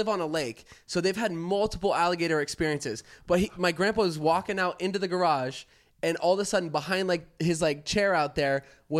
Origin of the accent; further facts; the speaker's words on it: Florida, United States; we're from Florida